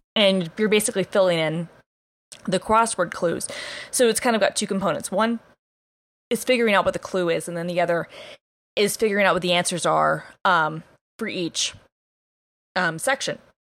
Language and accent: English; Atlanta, Georgia, United States; I'm like from Atlanta